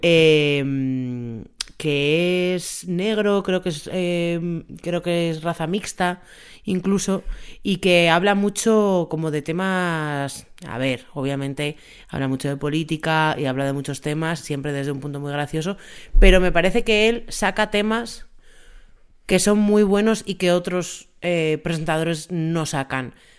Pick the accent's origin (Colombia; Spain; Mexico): Spain; Tres Cantos, Community of Madrid; yo soy de Tres Cantos